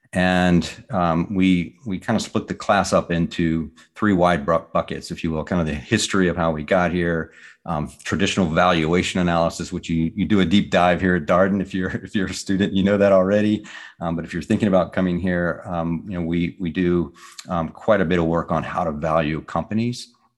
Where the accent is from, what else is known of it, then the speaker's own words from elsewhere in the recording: Richmond, Virginia, United States; also born or lived in Connecticut / New York; Yeah, I'm originally from Richmond, Virginia, and my family dates back there several hundred years on both sides of my family.